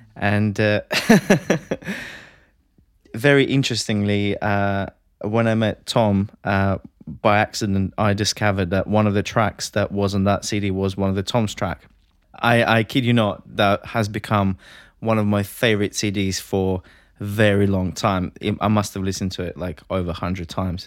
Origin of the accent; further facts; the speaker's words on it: Latvia; moved away as an adult; now in United Kingdom; I'm originally from Latvia.